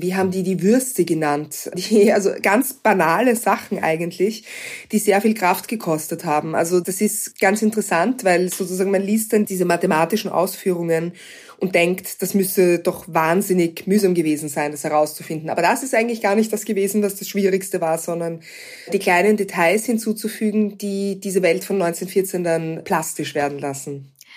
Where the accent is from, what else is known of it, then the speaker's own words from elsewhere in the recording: Vienna, Austria; Wien ist meine Heimatstadt